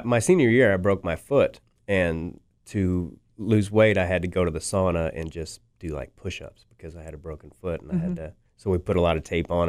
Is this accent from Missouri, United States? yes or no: yes; Kansas City, Missouri, United States; And I do love Kansas City, not just because it's my hometown, but crowds here are usually pretty good.